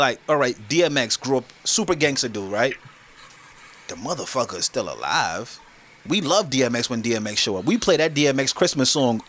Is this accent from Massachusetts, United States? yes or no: no; Brooklyn, New York, United States; My favorite, I'm from Brooklyn.